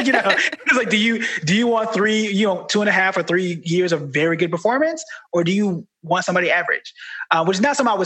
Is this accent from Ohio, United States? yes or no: no; Tulsa, Oklahoma, United States; moved away as an adult; also born or lived in Dallas; now in New York City, United States; I'm from Tulsa, Oklahoma